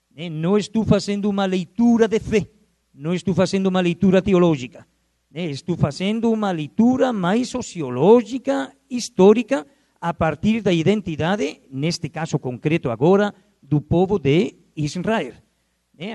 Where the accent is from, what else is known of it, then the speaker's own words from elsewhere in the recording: Spain; accent: Spanish; Portuguese is a second language; moved away as an adult; now in Brazil; meu sotaque é espanhol eu não perco o sotaque. Eu levo aqui no Brasil já, agora no mês de outubro, vou completar 36 anos no Brasil